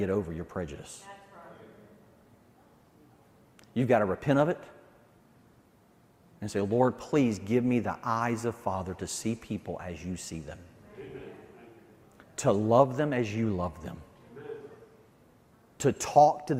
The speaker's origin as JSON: {"language": "English", "region": "Deep South", "country": "United States", "tie": "born or raised there", "accent": "Southern", "moved": "yes", "lives_now": "New Jersey, United States", "said": "I grew up in the Deep South"}